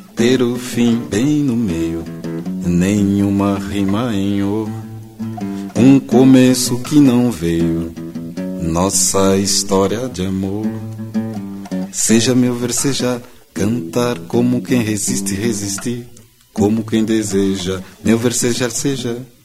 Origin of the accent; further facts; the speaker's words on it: Tietê, São Paulo, Brazil; eu nasci em Tietê